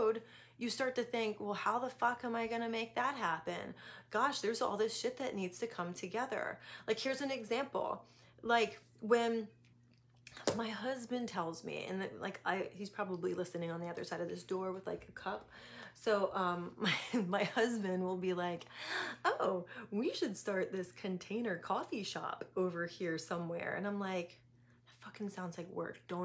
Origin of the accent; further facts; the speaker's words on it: East Coast, United States; moved away as an adult; also born or lived in San Diego / Atlanta; I grew up on the East Coast